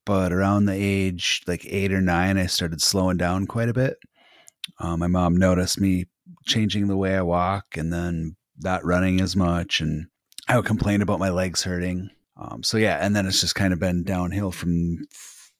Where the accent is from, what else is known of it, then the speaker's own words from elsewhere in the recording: Wisconsin, United States; also born or lived in Minnesota; I'm from Wisconsin. I've kind of been raised around the area, bounced around a little bit when I was a kid, Minnesota, Wisconsin, but always from this part of the Midwest